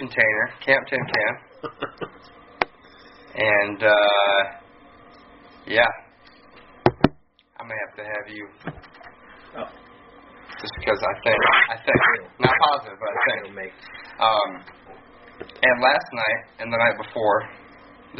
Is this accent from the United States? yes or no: yes; Michigan, United States; I'm the only Michigander in camp.